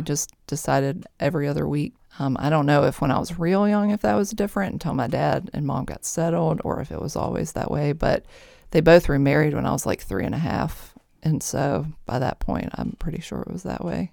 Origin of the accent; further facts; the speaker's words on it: Mechanicsville, Virginia, United States; I grew up mostly in Mechanicsville, Virginia, here, not far from here